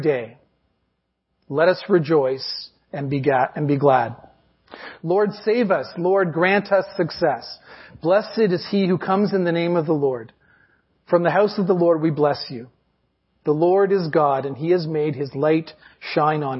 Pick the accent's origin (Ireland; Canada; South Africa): Canada; we're Canadian